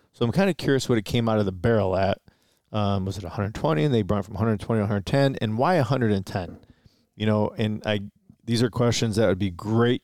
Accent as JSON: {"language": "English", "town": "Detroit", "region": "Michigan", "country": "United States", "tie": "born or raised there", "also_born_or_lived": "Romeo, Michigan", "said": "technically we're from Romeo, but we were born in Detroit, reside in Detroit, grew up in Detroit a little bit"}